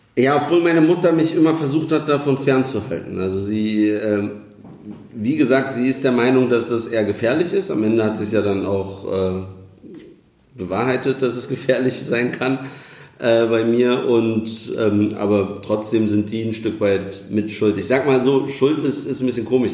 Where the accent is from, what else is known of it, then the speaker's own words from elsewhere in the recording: Berlin, Germany; ich bin äh, gebürtiger Kreuzberger, aufgewachsen in Neukölln